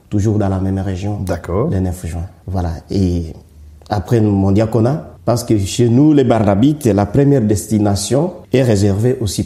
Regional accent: Bukavu, South Kivu, DR Congo; moved away as an adult; also born or lived in Kinshasa / Rome / Rwanda; now in Mouscron, Belgium; je suis congolais de la République démocratique du Congo, né bien sûr euh, dans la province du Sud Kivu, dans la région Des Grands Lacs Ici, d'une famille, d'une grande famille. Et voilà, j'ai grandi dans cette famille vraiment chrétienne

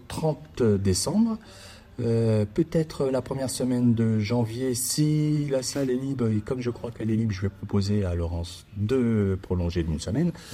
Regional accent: Châlons-en-Champagne, Grand Est, France; also born or lived in Arles / Quebec City; revenir dans ma ville natale qui, où je suis né, à Chalon

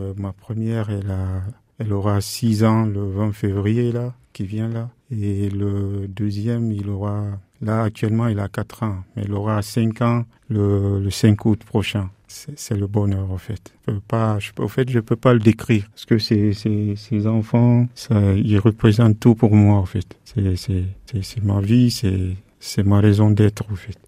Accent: Guinea; moved away as an adult; also born or lived in Dakar, Senegal / Morocco / Spain / Paris, France; now in Le Mans, France; je suis parti de la Guinée-Conakry, de la Guinée pour le Sénégal.

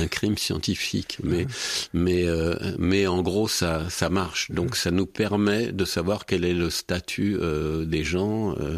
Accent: Berry, Centre-Val de Loire, France; je suis bérichon et du centre de la France

